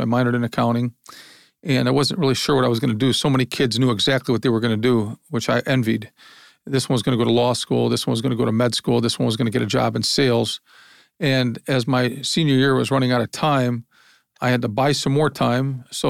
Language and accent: English; Lorain, Ohio, United States; born there; I was born in Lorain, Ohio, industrial town.